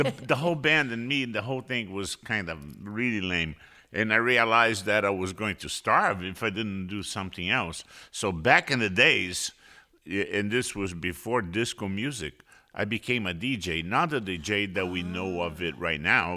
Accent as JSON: {"language": "English", "region": "Rio de Janeiro", "country": "Brazil", "tie": "born or raised there", "said": "I was born in Rio de Janeiro, Brazil."}